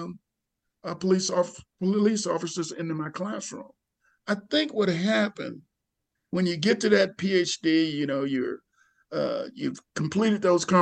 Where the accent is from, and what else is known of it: Mississippi, United States; born or raised there; moved away; also born or lived in Seattle, Washington / Albany, New York